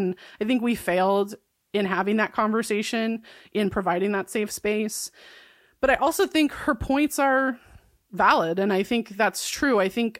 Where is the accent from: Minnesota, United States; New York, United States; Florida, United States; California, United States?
New York, United States; I grew up middle class in New York.